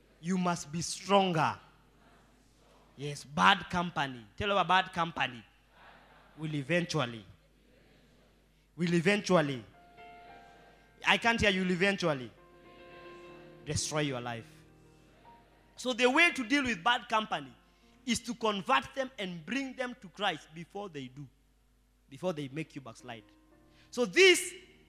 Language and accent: English; Rongai, Kenya; I was born in Rongai